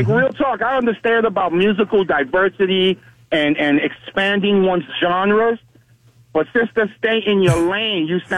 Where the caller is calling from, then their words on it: Navarre, Florida, United States; from Navarre, man.